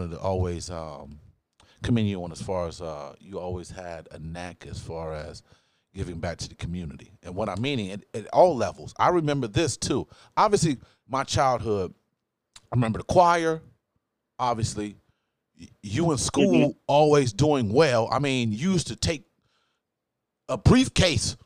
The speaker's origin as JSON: {"language": "English", "town": "Newark", "region": "Ohio", "country": "United States", "tie": "born or raised there", "said": "We come from Newark, Ohio. Not New Jersey, people. Newark, Ohio"}